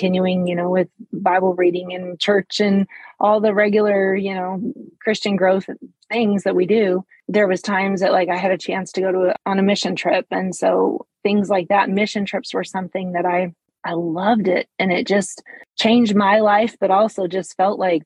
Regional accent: Montana, United States; moved away as an adult; also born or lived in Mexico; I'm from Montana. So I moved back to Montana

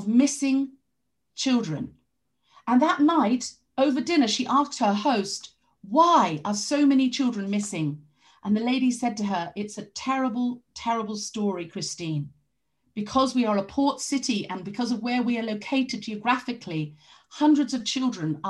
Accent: London, United Kingdom; moved away; I grew up partly in London

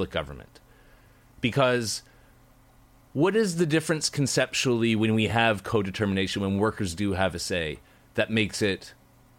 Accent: Canada; I'm Canadian

